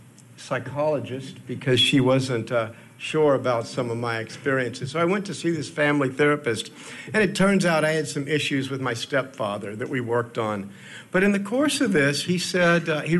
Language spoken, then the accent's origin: English; Houston, Texas, United States; I grew up in Houston, Texas